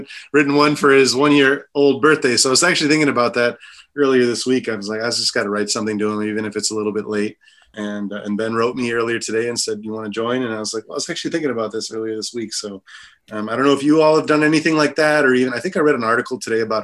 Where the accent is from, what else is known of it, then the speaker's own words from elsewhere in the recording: Guatemala; moved away as an adult; now in United States; I was born and raised in Guatemala. I spent 18 years of my life there.